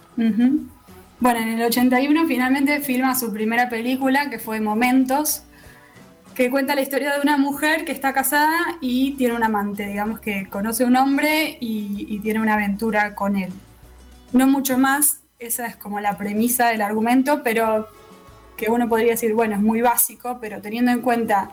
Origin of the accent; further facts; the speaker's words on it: Rosario, Santa Fe, Argentina; nos preguntas de dónde somos y somos de Rosario, no te decimos Santa Fe